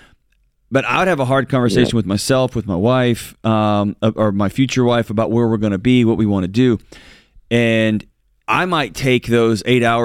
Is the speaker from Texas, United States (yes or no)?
yes; West Texas, United States; I'm from West Texas